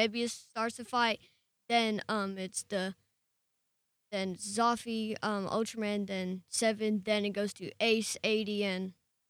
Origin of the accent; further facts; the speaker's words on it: Japan; born there; I was born in Japan.